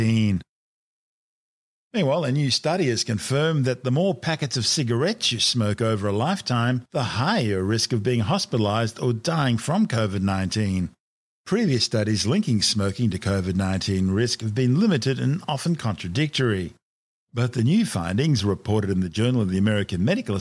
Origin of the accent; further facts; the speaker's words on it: Australia; like most kids growing up in Australia, I live to go skateboarding and surfing after school